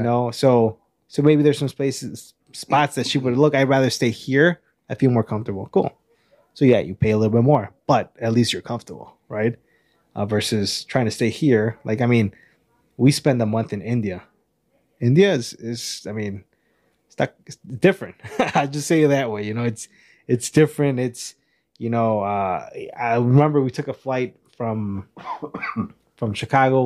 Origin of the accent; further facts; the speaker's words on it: Mexico; we're from Mexico